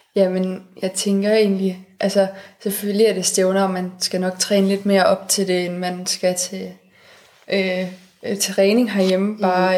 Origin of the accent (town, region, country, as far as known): Denmark